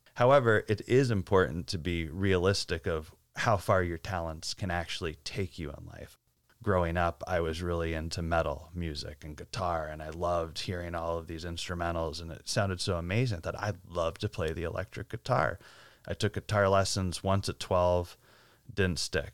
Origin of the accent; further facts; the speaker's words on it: Northeast, United States; I grew up in the Northeast